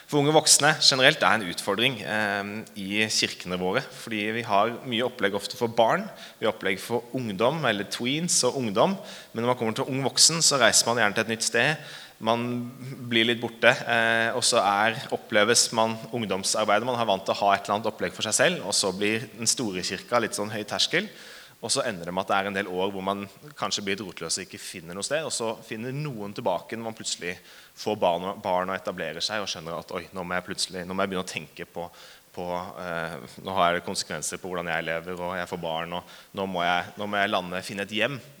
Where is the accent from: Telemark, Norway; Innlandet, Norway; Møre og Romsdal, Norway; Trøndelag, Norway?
Innlandet, Norway; Hamar; Eh, jeg er fra Hamar. Jeg er faktisk født og oppvokst i Hamar. Eh, men jeg er litt sånn dialektforvirra